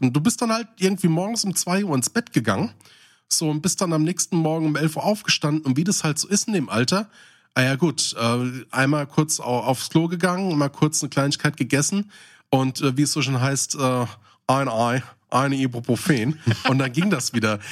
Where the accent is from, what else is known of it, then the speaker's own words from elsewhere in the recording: Hesse, Germany; Ich komme ja aus dem Hessischen, ne? Also ich bin quasi so ein Rhein-Main-Hesse mit einem sehr starken südhessischen Einfluss, das heißt so Nähe Odenwald.